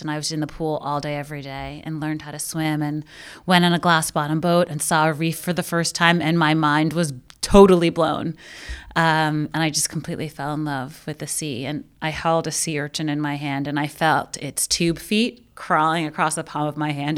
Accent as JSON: {"language": "English", "town": "New York City", "region": "New York", "country": "United States", "tie": "born or raised there", "said": "I grew up in Brooklyn"}